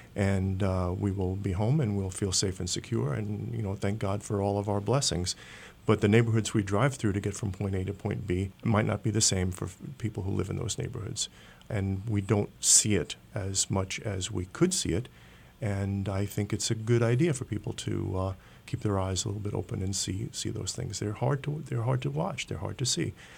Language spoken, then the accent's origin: English; New York City, New York, United States; I grew up in New York City at a time of urban renewal